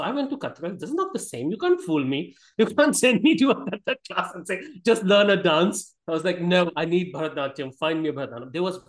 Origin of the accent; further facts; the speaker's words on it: Gwalior, Madhya Pradesh, India; I grew up in North India